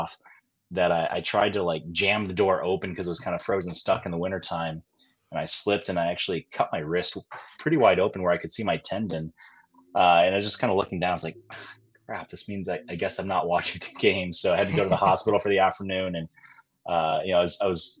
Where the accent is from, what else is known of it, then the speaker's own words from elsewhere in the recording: Western New York, United States; also born or lived in South Korea; I grew up in the Western New York area